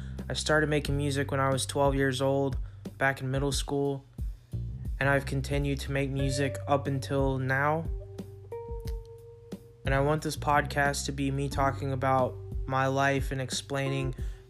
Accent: Tennessee, United States; I'm an artist from Tennessee

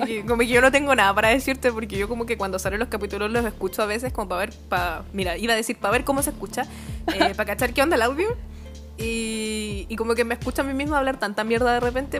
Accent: Puente Alto, Santiago Metropolitan Region, Chile; yo soy de Puente Alto, entonces como que yo soy de la parte como eh, limítrofe

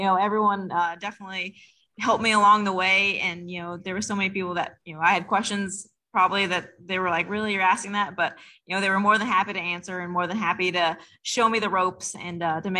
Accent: Albuquerque, New Mexico, United States; moved away as an adult; now in Mooresville, United States; I'm originally from Albuquerque, New Mexico.

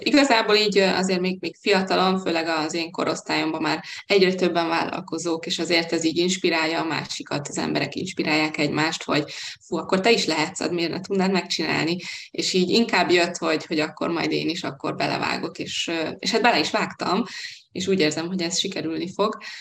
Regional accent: Hungary; moved away as an adult; now in Budapest, Hungary; vidéki vagyok, vidéken éltem, a szüleim még mindig ott élnek

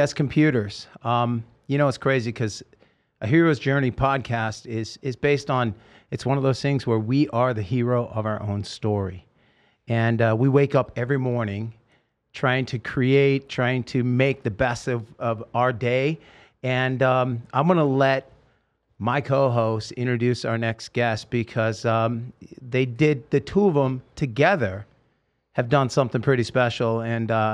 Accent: Salem, Oregon, United States; moved away; I'm from Salem, Oregon

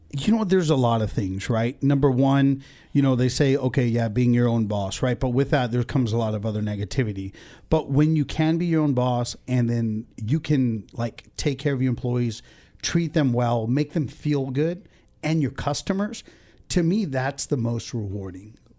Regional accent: Ventura, California, United States; also born or lived in India / Oxnard; I was born in India and I came to the States when I was two. So, um, I went to preschool in Sadi Khoi Elementary, Ventura

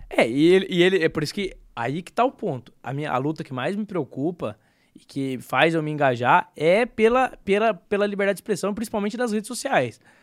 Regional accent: Brazil; Nós como brasileiros

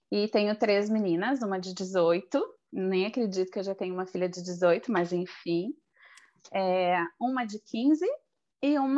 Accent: Porto Alegre, Rio Grande do Sul, Brazil; moved away as an adult; now in Madrid, Spain; sou gaúcha de Porto Alegre, no Rio Grande do Sul, e por sinal está fazendo um frio lá totalmente oposto daqui da Espanha. E eu moro em Madrid há cinco anos. Vim de Malicuia em 2016.

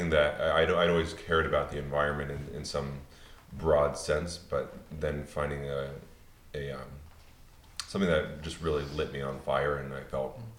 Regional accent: Pennsylvania, United States; I grew up in Pennsylvania.

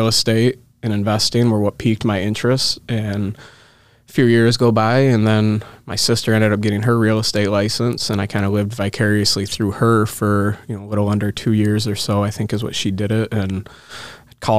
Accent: Lansing, Michigan, United States; I grew up in the Lansing area, so about an hour and a half from Detroit.

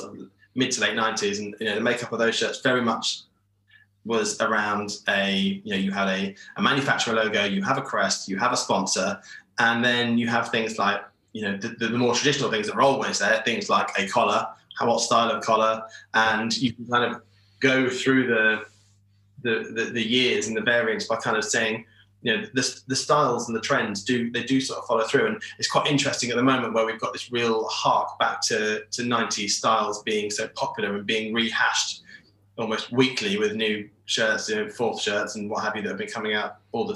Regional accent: Peterborough, East of England, United Kingdom; where I grew up, which is Peterborough

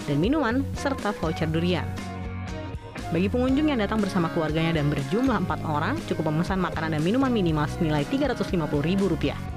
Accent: Majalengka, West Java, Indonesia

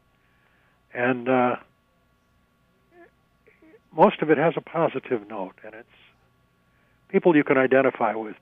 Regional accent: St. Cloud, Minnesota, United States; also born or lived in Sao Paulo, Brazil / Twin Cities, Minnesota; growing up in Stearns County

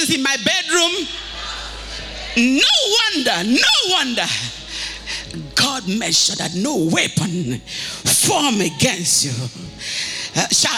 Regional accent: Akwa Ibom, Nigeria; moved away as an adult; now in United States; I come from Aquaibom

